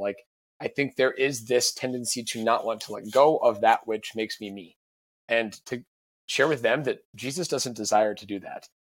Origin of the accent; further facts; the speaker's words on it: Sioux Falls, South Dakota, United States; also born or lived in St. Louis; I'm from Sioux Falls